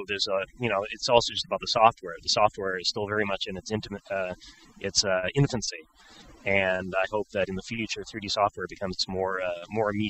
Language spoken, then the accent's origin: English; Montreal, Quebec, Canada; I'm originally from Montreal in Canada